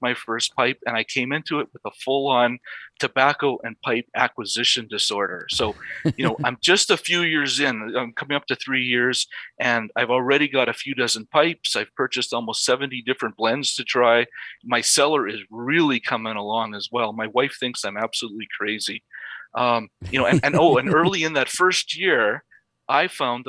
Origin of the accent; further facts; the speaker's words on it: Saskatchewan, Canada; now in Calgary, Canada; I now live in Calgary, Alberta, but I grew up a small town prairie boy in the province of Saskatchewan.